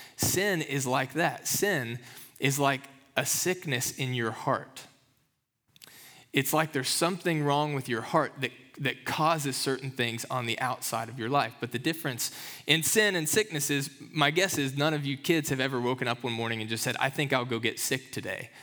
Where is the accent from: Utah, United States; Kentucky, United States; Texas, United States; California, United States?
Kentucky, United States; moved away; growing up in Kentucky